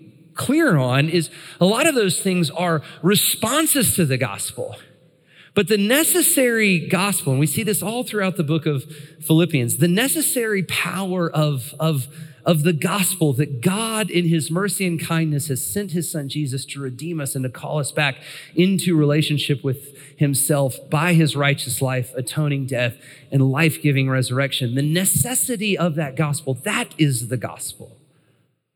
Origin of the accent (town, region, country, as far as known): United States